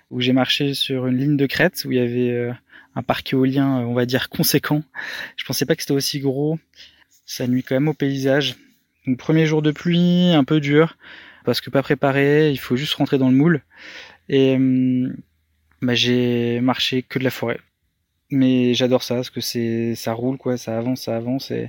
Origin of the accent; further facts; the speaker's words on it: Paris, Île-de-France, France; Je sais pas, je viens de Paris donc.